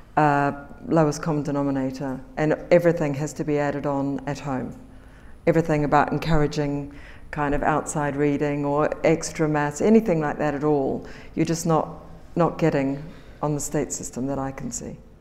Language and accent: English; New Zealand; moved away; people like me coming from New Zealand